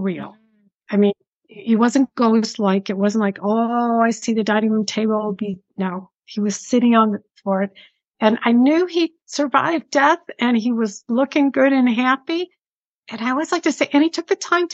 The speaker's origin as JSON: {"language": "English", "town": "Buffalo", "region": "New York", "country": "United States", "accent": "Buffalo, New York", "moved": "yes", "said": "You can tell by my accent, Buffalo, New York accent. And honestly, yeah, it's still there after all these years."}